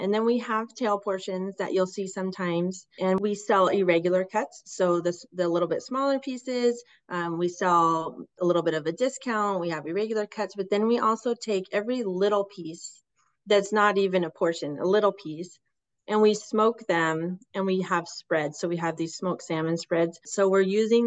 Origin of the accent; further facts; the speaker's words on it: West Coast, United States; growing up on the West Coast as fishermen